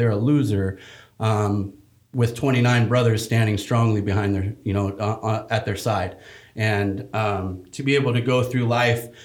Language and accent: English; Fresno, California, United States; I grew up in Fresno, California